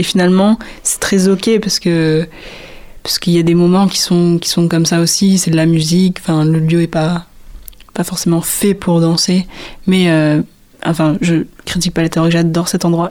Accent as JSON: {"language": "French", "region": "Réunion", "country": "France", "moved": "yes", "said": "Je suis réunionnaise, donc je viens de la Réunion."}